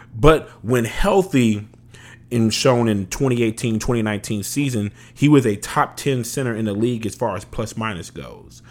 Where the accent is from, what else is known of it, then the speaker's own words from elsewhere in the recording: Louisiana, United States; moved away; I'm originally from Louisiana